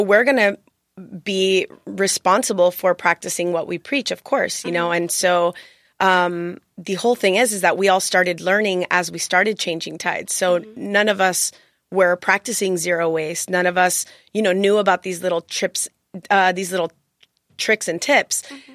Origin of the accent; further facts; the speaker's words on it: Miami, Florida, United States; moved away as an adult; now in San Diego, United States; I'm actually an attorney, and I'm from Miami, Florida